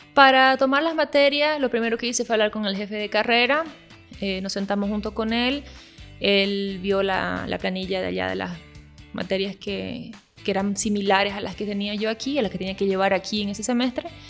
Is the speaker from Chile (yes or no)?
no; Bolivia; also born or lived in Brazil; yo en realidad nací en Brasil y mi papá es boliviano. Cuando nos vinimos a Bolivia, a vivir a Bolivia, yo era muy niña